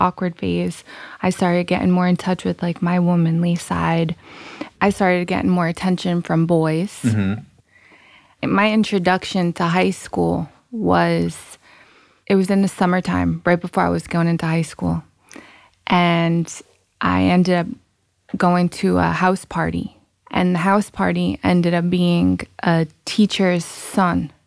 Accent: Rhode Island, United States; also born or lived in Massachusetts; I'm from Rhode Island.

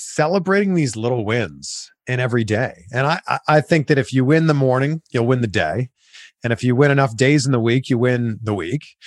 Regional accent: Pickering, Ontario, Canada; moved away as an adult; also born or lived in Vancouver / Toronto / Cleveland / Miami; now in Los Angeles, United States; I moved from my hometown, Pickering, Ontario, Canada, to Vancouver, to Toronto, to Cleveland, to Miami, to Fort Lauderdale, to Cincinnati, and now I live in Los Angeles

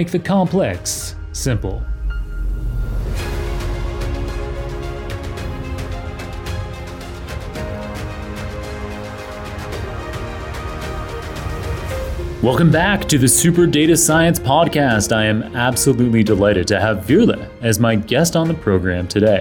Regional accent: Canada; I grew up in Canada

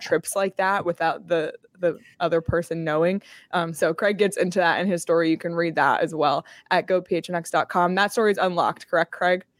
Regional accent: Canada; moved away; growing up in Canada, not only did I grow up in Canada

